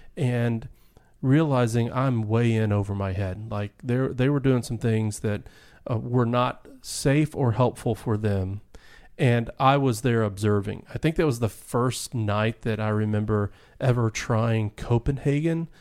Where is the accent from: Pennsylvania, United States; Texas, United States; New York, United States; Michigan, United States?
Texas, United States; Dallas; I grew up in Dallas, Texas